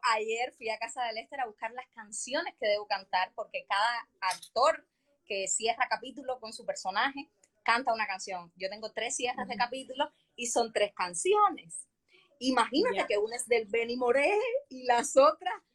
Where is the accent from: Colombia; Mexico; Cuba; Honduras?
Cuba; Havana; also born or lived in Peru; yo nací en Jesús María y mi madre es una guajira de Pinar de Río